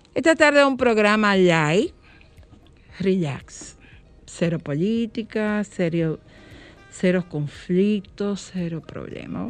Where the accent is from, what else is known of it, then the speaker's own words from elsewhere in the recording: Dominican Republic; vivir con orgullo que somos dominicanos, que nacimos en esta tierra